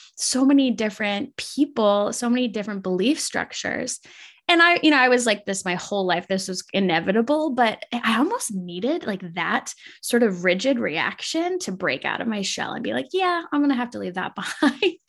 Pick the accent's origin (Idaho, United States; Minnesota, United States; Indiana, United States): Minnesota, United States; I grew up in Minnesota and it was a really small town.